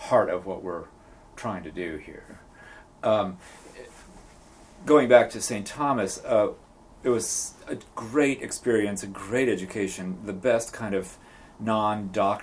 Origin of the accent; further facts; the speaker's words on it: Japan; moved away; also born or lived in Boston, United States / Portland, Oregon, United States; having been raised in Japan